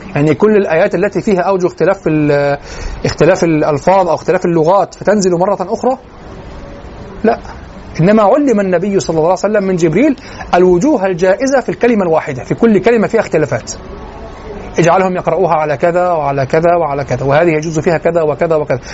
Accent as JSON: {"language": "Arabic", "country": "Egypt", "accent": "Egyptian", "said": "لهجتنا المصرية"}